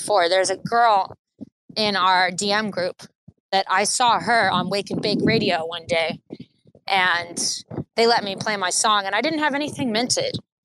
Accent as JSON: {"language": "English", "country": "United States", "lives_now": "Los Angeles, United States", "said": "I'm an American"}